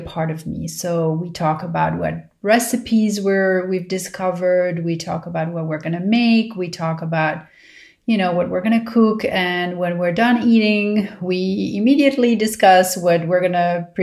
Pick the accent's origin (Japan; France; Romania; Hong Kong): France; Paris, Île-de-France; now in Los Angeles, United States; growing up in Paris